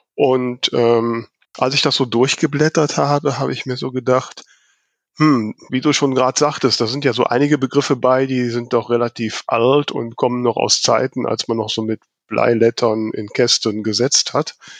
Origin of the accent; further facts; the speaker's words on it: Germany; als Deutsche